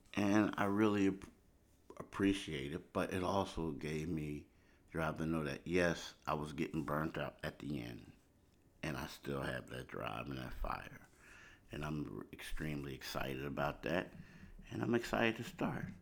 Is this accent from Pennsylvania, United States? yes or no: yes; Philadelphia, Pennsylvania, United States; moved away as an adult; also born or lived in the South (US); I'm from Philly, but I lived down south for a decade.